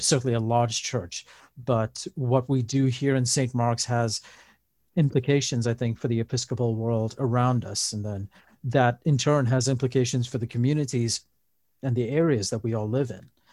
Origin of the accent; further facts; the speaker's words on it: Dubai, United Arab Emirates; moved away as an adult; also born or lived in Pittsfield, Massachusetts; now in Lynnwood, United States; I was born in Dubai, and we went to the Roman Catholic Church there